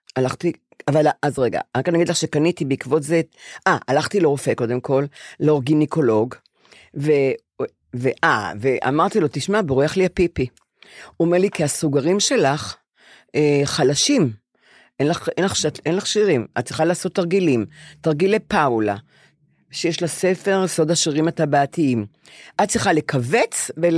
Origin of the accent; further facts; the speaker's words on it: Bnei Brak, Tel Aviv District, Israel; also born or lived in Ramat Gan; עברנו ל... לגור עם, עם סבא שלי בבני ברק לשלוש آ- אה. שנים, כי בנו בית ברמת גן